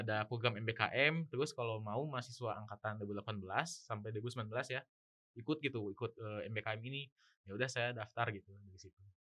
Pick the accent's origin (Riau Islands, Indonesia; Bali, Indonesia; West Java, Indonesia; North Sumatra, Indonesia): West Java, Indonesia; Bandung; saya itu dari Bandung